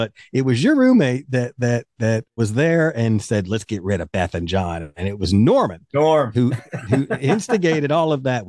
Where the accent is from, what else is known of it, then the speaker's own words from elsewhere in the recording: Kentucky, United States; I'm from Kentucky